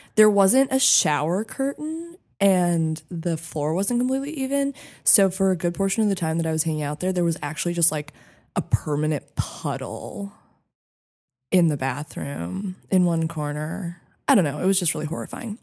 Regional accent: Santa Fe, New Mexico, United States; I grew up in Santa Fe, New Mexico

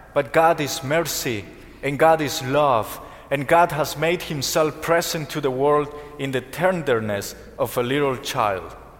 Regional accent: Colombia; moved away; I'm from Colombia

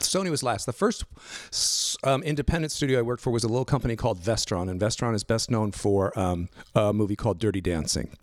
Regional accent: Los Angeles, California, United States; I grew up out in Northridge, out in the valley, and went to Cal State Northridge.

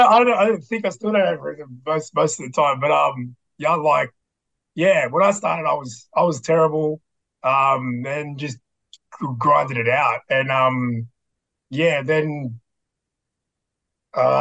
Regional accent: Sydney, New South Wales, Australia; I'm from Sydney.

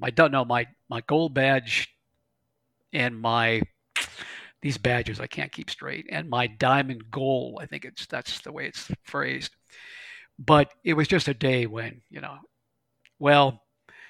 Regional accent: Western Pennsylvania, United States; I'm from Western Pennsylvania

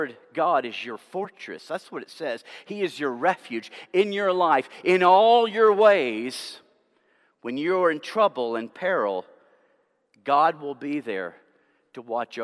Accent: Tennessee, United States; my home state of Tennessee

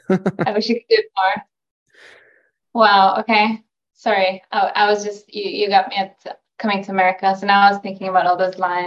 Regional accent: Norway; accent: Norwegian; I'm from Norway.

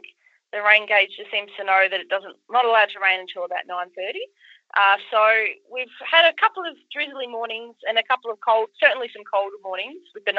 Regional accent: Inverloch, Victoria, Australia; now in Warrnambool, Australia; my hometown is Inverloch in the other side of Victoria, about 5 hours from where I am in Warrnambool.

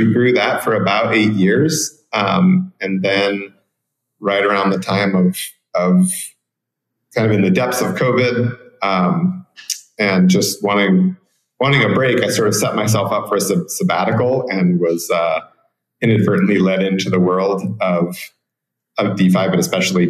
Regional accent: Portland, Oregon, United States; moved away as an adult; now in Guanacaste, Costa Rica; I come from Cascadia, which is Portland, Oregon, where I was born and raised. And I now live in Guanacaste on the west coast of Costa Rica

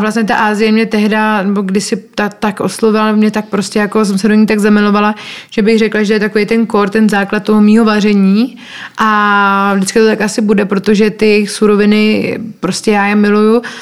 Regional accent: Czechia; moved away as an adult; now in Costa Rica; to moje srdce vlastně pořád patří sem do Čech a proto se sem pořád vracím

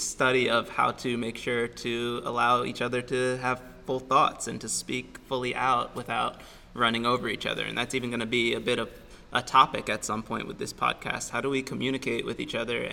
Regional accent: Silver Spring, Maryland, United States; moved away as an adult; also born or lived in Montpelier, Vermont; now in Vermont, United States; I come from Silver Spring, Maryland, Montgomery County, right outside of Washington, D.C.

